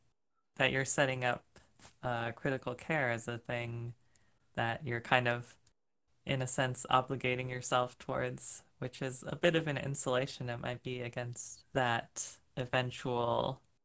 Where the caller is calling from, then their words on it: Minneapolis, Minnesota, United States; Yeah, so I live in Minneapolis, Minnesota.